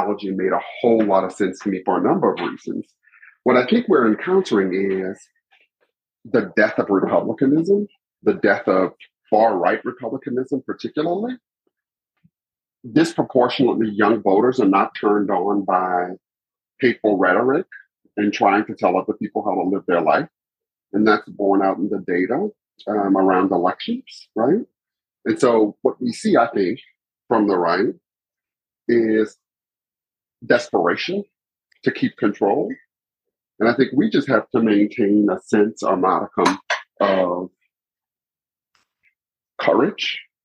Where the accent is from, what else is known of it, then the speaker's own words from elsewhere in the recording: Lafayette, Louisiana, United States; now in Houston, United States; I'm from Louisiana. Yeah, I'm from Louisiana. I'm from a place called Lafayette.